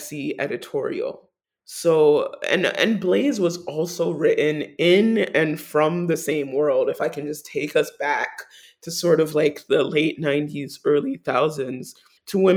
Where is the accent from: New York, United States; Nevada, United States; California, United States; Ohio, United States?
New York, United States; New York City; as a New Yorker